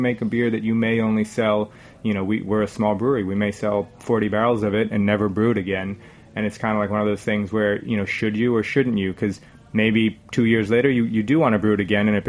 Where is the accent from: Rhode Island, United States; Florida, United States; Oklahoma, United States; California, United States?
Rhode Island, United States; now in New York City, United States; I'm from Rhode Island originally